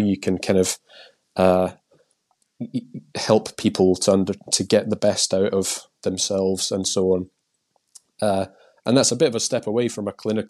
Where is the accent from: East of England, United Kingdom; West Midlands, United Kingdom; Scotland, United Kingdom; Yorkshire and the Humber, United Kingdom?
Scotland, United Kingdom; accent: Scottish; moved away as an adult; now in England; I've still retained my Scottish accent somehow. I've lived in England now for like 20 years